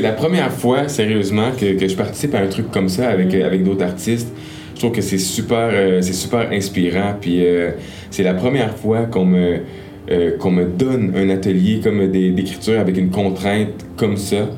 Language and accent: French; Gatineau, Quebec, Canada; j'ai grandi beaucoup à Gatineau